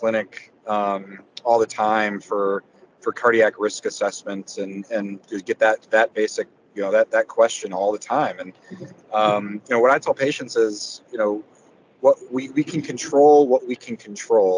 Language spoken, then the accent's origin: English; University City, Missouri, United States; moved away; also born or lived in Michigan / Indiana / Miami, Florida / Detroit; I grew up in the St. Louis area in University City, moved away to Michigan